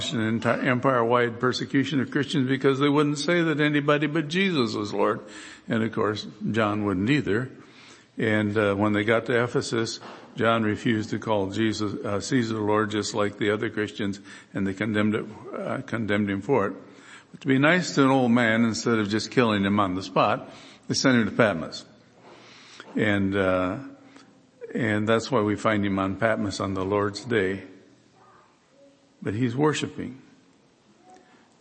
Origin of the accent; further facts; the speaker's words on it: Michigan, United States; moved away as an adult; also born or lived in Kansas; I grew up in Michigan and I've pastored in Kansas for 10 years